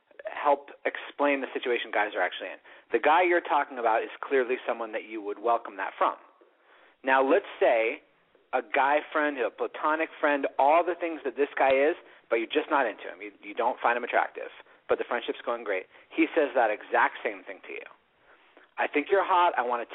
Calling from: Los Angeles, California, United States; I'm calling from Hollywood.

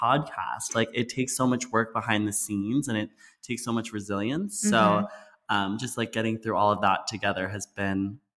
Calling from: San Francisco, California, United States; also born or lived in East Coast / West Coast; We're calling from San Francisco.

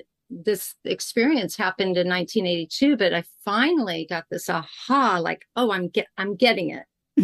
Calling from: California, United States; I am in Southern California right now with Grandmother Ocean, not that far from me.

